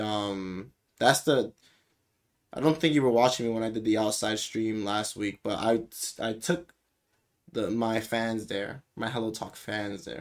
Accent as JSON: {"language": "English", "country": "United States", "said": "we American folks"}